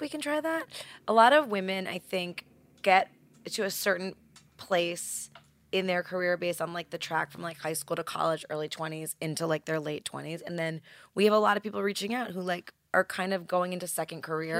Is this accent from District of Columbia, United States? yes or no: no; New York, United States; accent: New York; my New York accent